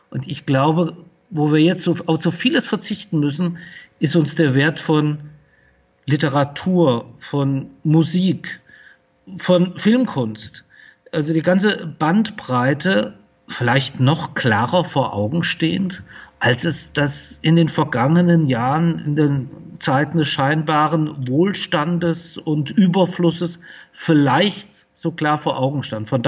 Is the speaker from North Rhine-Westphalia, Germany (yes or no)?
no; Fulda, Hesse, Germany; Ich bin äh, hier in Fulda geboren und aufgewachsen.